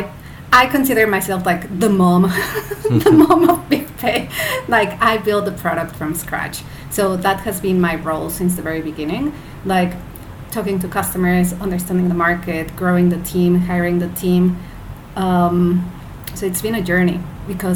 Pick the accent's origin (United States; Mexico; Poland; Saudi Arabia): Mexico; moved away as an adult; also born or lived in United Kingdom; now in Malaysia; I'm originally from Mexico, but by now I'm like a global citizen. So I lived in the UK for 9 years, then I've been in Asia for almost 6